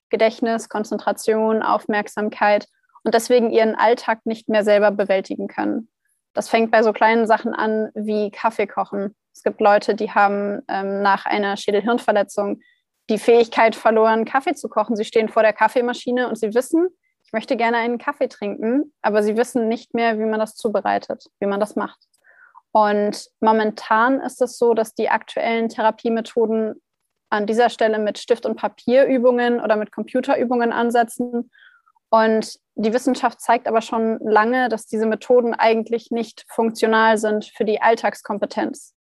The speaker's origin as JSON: {"language": "German", "town": "Hanover", "region": "Lower Saxony", "country": "Germany", "lives_now": "Heidelberg, Germany", "said": "Ich komme ursprünglich aus Hannover. Meine Firma habe ich dann in Heidelberg gegründet, weil ich auch hier studiert habe, denn ich bin von Hannover nach Heidelberg gezogen"}